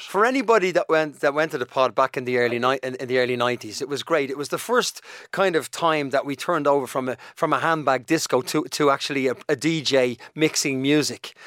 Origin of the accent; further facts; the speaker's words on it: Dublin, Leinster, Ireland; accent: Dublin; also born or lived in United Kingdom; Shane and I grew up in Donnamid